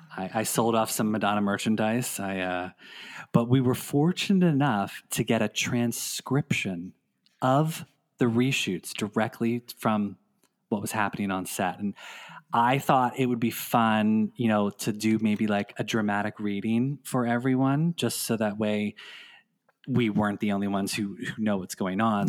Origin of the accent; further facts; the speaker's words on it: Philadelphia, Pennsylvania, United States; a radio station in Philadelphia, my hometown